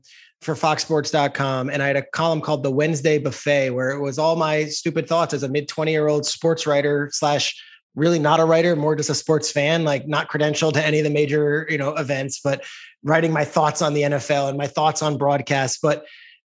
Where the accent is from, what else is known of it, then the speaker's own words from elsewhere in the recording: Freehold, New Jersey, United States; my hometown of Freehold, New Jersey